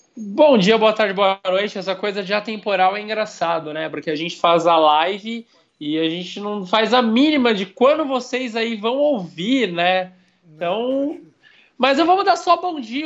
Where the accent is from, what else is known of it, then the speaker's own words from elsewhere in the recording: Brazil; a gente é brasileiro